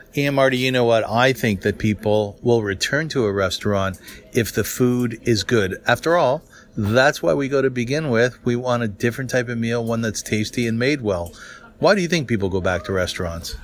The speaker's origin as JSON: {"language": "English", "town": "Kitchener", "region": "Ontario", "country": "Canada", "tie": "born or raised there", "said": "I come from Kitchener, which used to be called Little Berlin"}